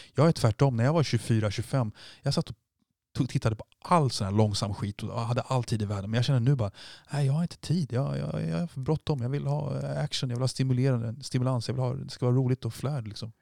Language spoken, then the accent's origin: Swedish; Sweden; vi är svenskar